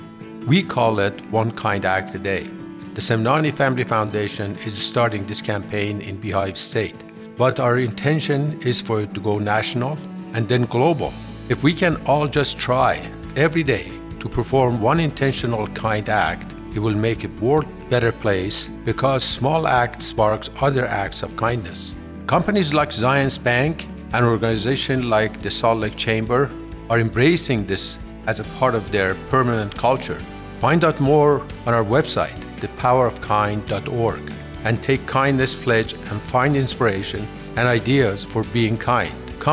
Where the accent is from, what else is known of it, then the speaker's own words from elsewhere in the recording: Iran; now in Utah, United States; When I immigrated from Iran